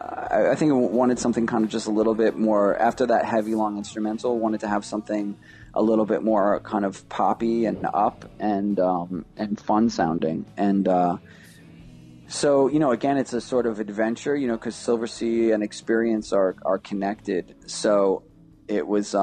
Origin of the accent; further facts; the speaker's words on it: New York City, New York, United States; moved away as an adult; now in Canada; I grew up in Rockaway Beach